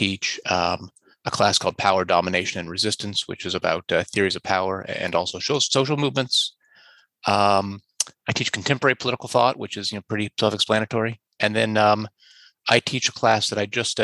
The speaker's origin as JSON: {"language": "English", "region": "Indiana", "country": "United States", "tie": "born or raised there", "also_born_or_lived": "Montreal", "moved": "yes", "lives_now": "Toronto, Canada", "said": "I grew up in Indiana, actually"}